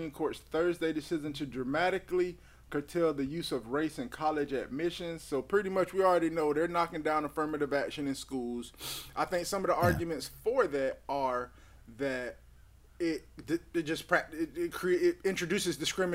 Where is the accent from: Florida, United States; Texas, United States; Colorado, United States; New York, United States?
Florida, United States; Bradenton; I am a 40-year-old man born and raised in Bladenton, Florida